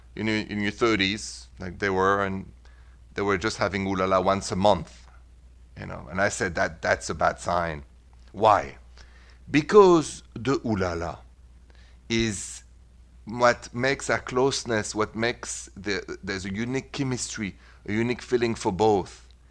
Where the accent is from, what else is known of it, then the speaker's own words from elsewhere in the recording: Paris, Île-de-France, France; moved away as an adult; now in United States; I was born and raised in Paris and I've been in this beautiful country of mine, America, for the last twenty-four years